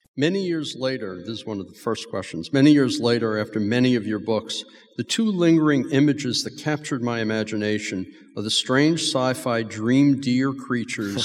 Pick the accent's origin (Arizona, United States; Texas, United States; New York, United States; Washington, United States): New York, United States; New York City; growing up near Clearview Gardens